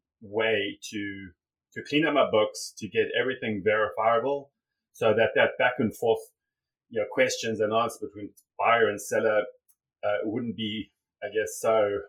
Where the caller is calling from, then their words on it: Cayman Islands; I'm calling in from Grand Cayman.